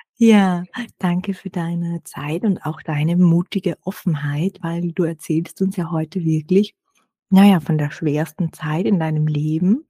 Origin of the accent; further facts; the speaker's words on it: Austria; bei uns in Österreich